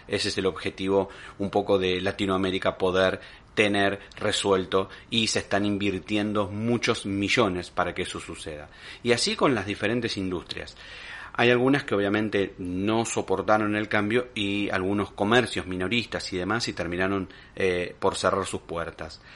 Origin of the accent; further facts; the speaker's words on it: Argentina; como pueblo argentino